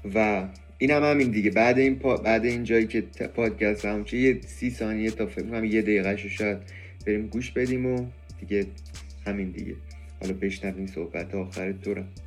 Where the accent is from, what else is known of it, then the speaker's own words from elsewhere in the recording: Iran; به عنوان یه ایرانی